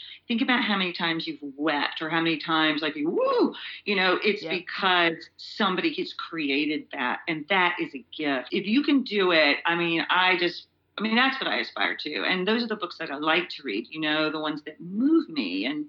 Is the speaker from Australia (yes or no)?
no; Georgia, United States; I grew up in Georgia. And it's funny, I feel like we all have a bunch of different lives, you know, and my life in Georgia, it informs my life here a lot.